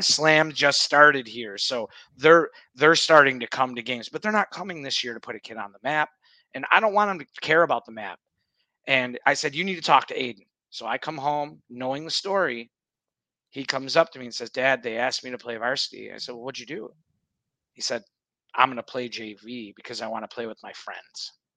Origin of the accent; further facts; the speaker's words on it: Buffalo, New York, United States; growing up in Buffalo, we played indoor soccer where there were boards.